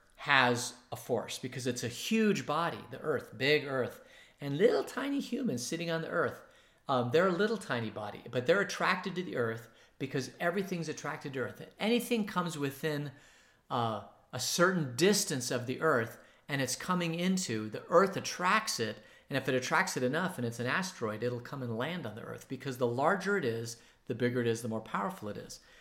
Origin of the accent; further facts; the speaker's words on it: Phoenix, Arizona, United States; now in Tucson, United States; where I was growing up in Phoenix, it was downtown Phoenix